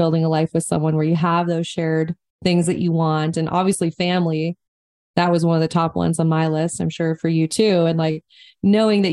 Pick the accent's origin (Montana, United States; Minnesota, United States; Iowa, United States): Montana, United States; growing up in Montana.